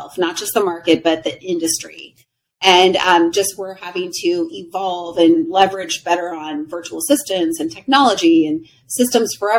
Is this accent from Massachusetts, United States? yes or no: no; Riverside, California, United States; moved away as an adult; also born or lived in Huntington Beach, California; now in Scottsdale, United States; I grew up in Riverside, California, and I got out of there when I was 18 to the beach